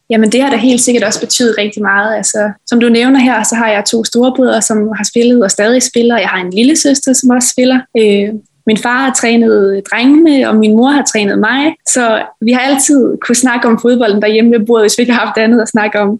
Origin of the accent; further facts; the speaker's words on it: Kværndrup, Southern Denmark, Denmark; also born or lived in Odense; jeg startede jo som lille i Kværndrup Boldklub, og det var jo sammen med alle mine veninder øhm, hjemme fra Kværndrup af